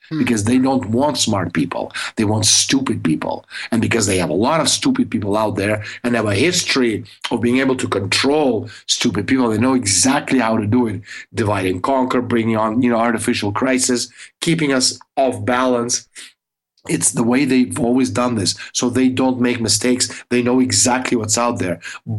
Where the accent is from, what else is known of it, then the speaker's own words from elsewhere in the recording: Russia; when I was a kid growing up in the Soviet Union, I, you know, you had like, we had like two channels and black and white.